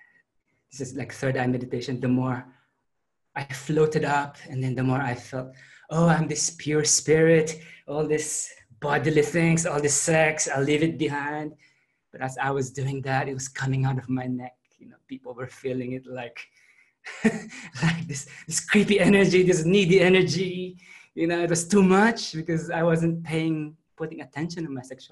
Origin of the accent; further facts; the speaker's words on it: Philippines; moved away as an adult; also born or lived in Adelaide, Australia / Melbourne, Australia; now in Sydney, Australia; I grew up in the Philippines